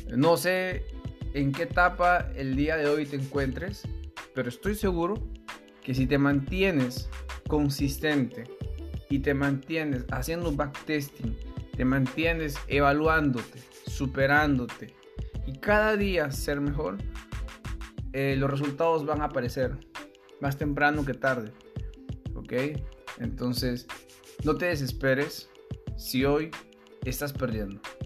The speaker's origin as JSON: {"language": "Spanish", "country": "Peru", "said": "soy peruano"}